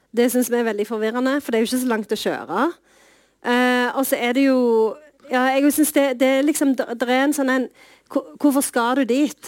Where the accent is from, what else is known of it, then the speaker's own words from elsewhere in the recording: Sandnes, Rogaland, Norway; på Trones eller Stangeland i Sandnes